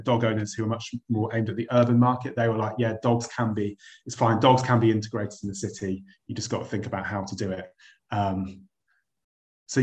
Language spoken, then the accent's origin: English; United Kingdom; I'm British